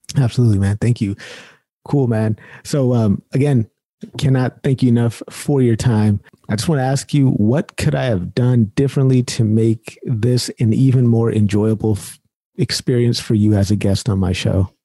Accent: Sacramento, California, United States; I'm born and raised in Sacramento, California

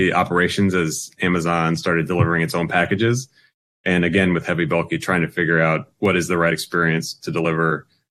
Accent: South Windsor, Connecticut, United States; now in Seattle area, United States; I grew up in a small town outside Hartford, Connecticut called South Windsor

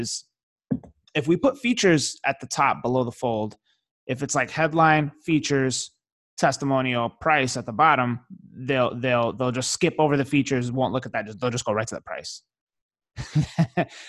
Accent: New York City, New York, United States; now in Miami, United States; I grew up in New York City. Raised in Brooklyn

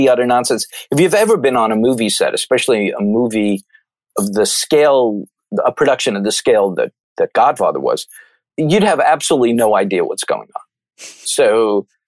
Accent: Merrick, New York, United States; I grew up in Merrick, Long Island

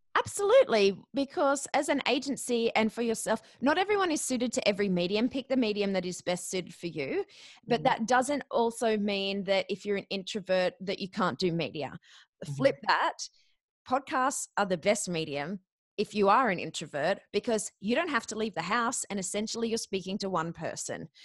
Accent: Australia; I'm a koala, not a kiwi

